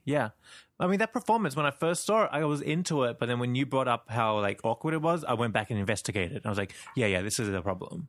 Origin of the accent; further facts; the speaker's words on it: Sydney, New South Wales, Australia; I'm from Sydney, Australia